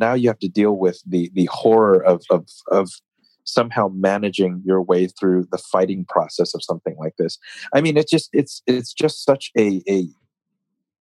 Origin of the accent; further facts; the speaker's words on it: United States; I'm an American